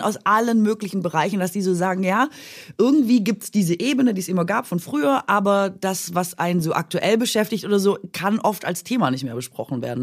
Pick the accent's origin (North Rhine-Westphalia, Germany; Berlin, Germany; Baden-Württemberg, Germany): Baden-Württemberg, Germany; Swabia; accent: Swabian; moved away; dass ich da immer noch Schwäbisch spreche